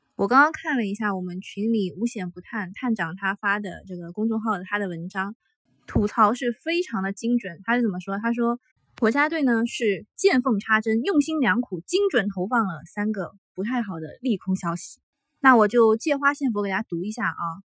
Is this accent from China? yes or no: yes; Shanghai, China; 上海是我土生土长的城市